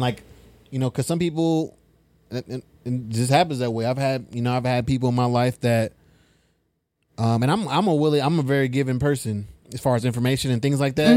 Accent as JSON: {"language": "English", "town": "Fresno", "region": "California", "country": "United States", "lives_now": "Sacramento, United States", "said": "I'm from Fresno"}